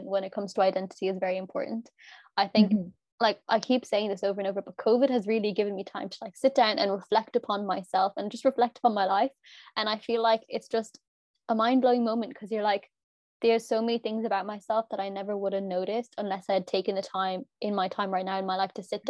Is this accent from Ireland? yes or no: yes; Limerick, Munster, Ireland; we're from Limerick